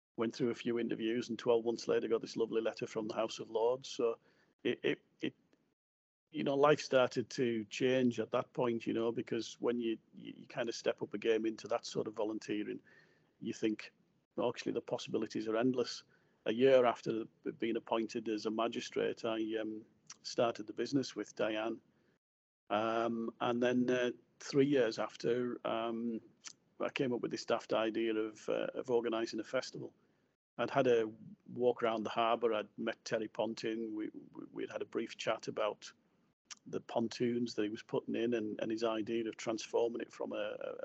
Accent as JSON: {"language": "English", "town": "Cleator Moor", "region": "North West England", "country": "United Kingdom", "tie": "born or raised there", "said": "I was born on James Street in Cleetamoor."}